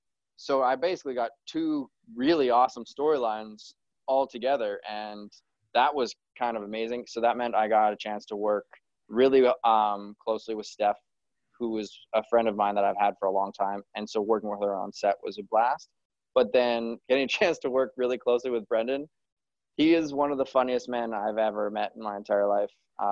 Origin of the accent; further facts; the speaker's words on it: Kelowna, British Columbia, Canada; born there; Well, I was born in Kelowna, which is just outside of there.